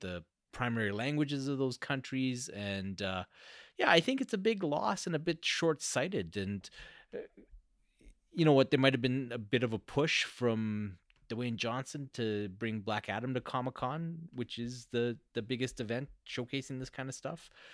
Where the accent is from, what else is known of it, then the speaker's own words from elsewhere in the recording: Canada; I'm Canadian.